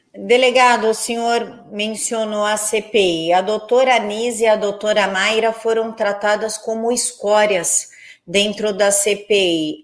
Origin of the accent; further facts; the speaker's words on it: São Paulo, Brazil; eu sou de São Paulo